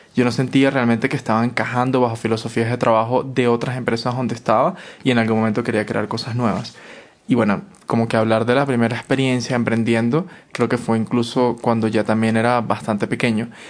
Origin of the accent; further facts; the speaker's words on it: Caracas, Capital District, Venezuela; moved away as an adult; now in Quito, Ecuador; yo no salí de mi casa, de Caracas, para vivir, de vivir con mi mamá, para ahora llegar a vivir con mi abuela